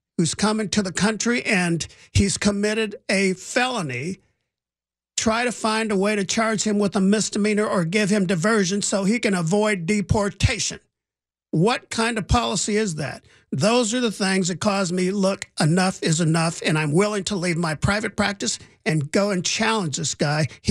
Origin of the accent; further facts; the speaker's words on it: Indiana, United States; now in Los Angeles, United States; I grew up in Indiana in the 60s and the 70s when it was a little bit racially tense in this country.